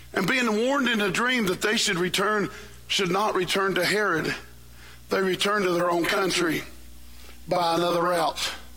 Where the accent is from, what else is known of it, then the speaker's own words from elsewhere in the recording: West Virginia, United States; I am from West Virginia.